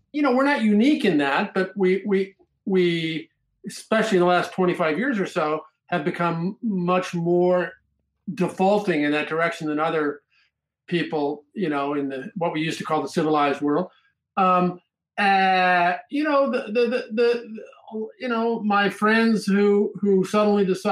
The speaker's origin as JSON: {"language": "English", "region": "Nebraska", "country": "United States", "tie": "born or raised there", "said": "growing up in Nebraska in the 1960s"}